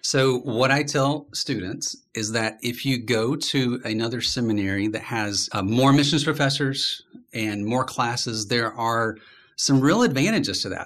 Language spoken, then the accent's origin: English; Birmingham, Alabama, United States; I'm from Birmingham